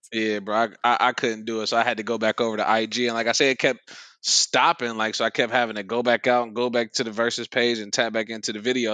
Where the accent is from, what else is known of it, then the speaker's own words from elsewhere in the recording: Ohio, United States; accent: Southern; moved away; I'm from Ohio